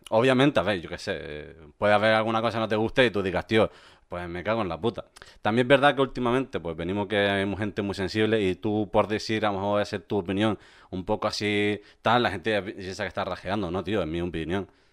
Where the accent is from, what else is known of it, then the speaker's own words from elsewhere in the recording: Canary Islands, Spain; moved away as an adult; also born or lived in Córdoba; yo soy canario y me mudé a la península en 2010